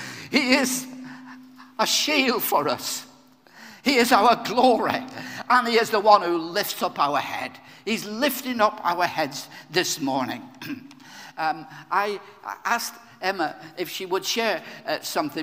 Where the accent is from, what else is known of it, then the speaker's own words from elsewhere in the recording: Blackburn, North West England, United Kingdom; In my hometown of Blackburn in Lancashire, when I was a small boy